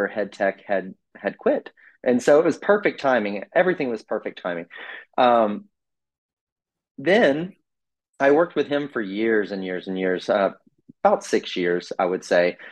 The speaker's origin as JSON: {"language": "English", "town": "Mount Juliet", "region": "Tennessee", "country": "United States", "tie": "born or raised there", "said": "I'm from Nashville, Tennessee. From a small town. Yeah, it's really fun. From a small town called Mount Juliet, which is just east of Nashville."}